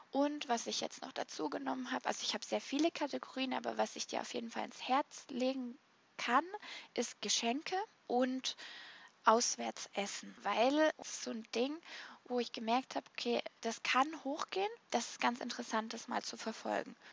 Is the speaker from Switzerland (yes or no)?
no; Baden-Württemberg, Germany; weil ich bin so ein kleiner Sparfuchs und ich bin halt auch Schwäbin